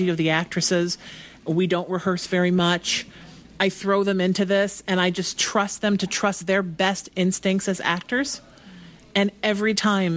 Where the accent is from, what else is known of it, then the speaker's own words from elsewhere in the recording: New Haven, Connecticut, United States; also born or lived in New York; now in Los Angeles, United States; I'm from New Haven, Connecticut